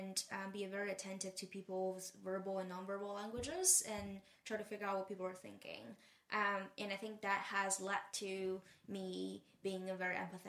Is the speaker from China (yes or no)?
yes; Taizhou, Zhejiang, China; English is a second language; moved away as an adult; also born or lived in Hangzhou, China / Maine, United States / San Francisco, United States; I grew up in Taizhou, which is a town, well, not small in Chinese sense. And I went to a very influential school for me, middle school and high school in Hangzhou. So I left home at 12 and spent a lot of time in Hangzhou in my forming years